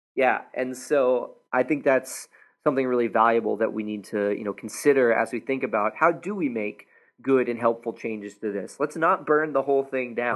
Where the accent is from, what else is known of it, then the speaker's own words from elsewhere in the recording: United States; a American citizen